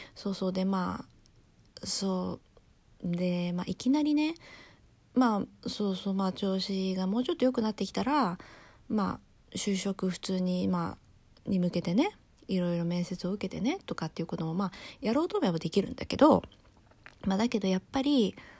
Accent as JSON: {"language": "Japanese", "country": "Japan", "tie": "born or raised there", "said": "私は日本人です"}